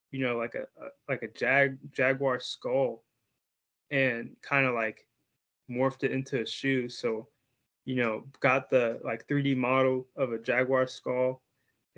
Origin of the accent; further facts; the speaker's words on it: Bloomington, Indiana, United States; I'm from Bloomington, Indiana